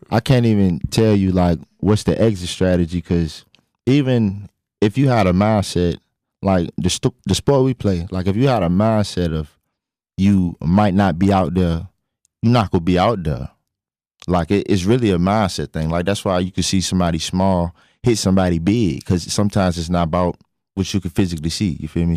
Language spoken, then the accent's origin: English; Richmond, Virginia, United States; I'm from Richmond, Virginia